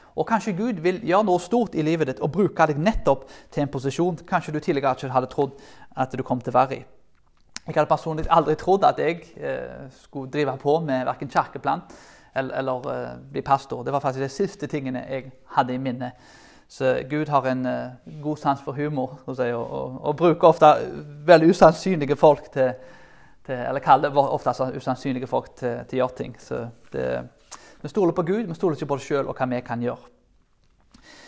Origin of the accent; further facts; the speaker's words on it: Karmøy, Rogaland, Norway; Jeg kommer jo fra Karmøyene